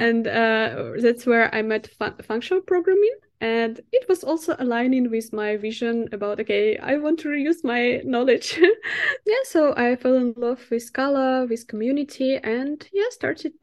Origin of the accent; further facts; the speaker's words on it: Minsk, Belarus; English is a second language; moved away as an adult; now in Amsterdam, Netherlands; The company was based in Minsk, in my hometown